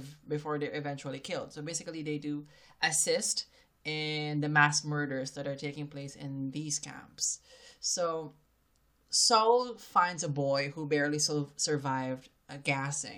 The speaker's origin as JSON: {"language": "English", "country": "Philippines", "tie": "born or raised there", "moved": "yes", "said": "from my home country, the Philippines"}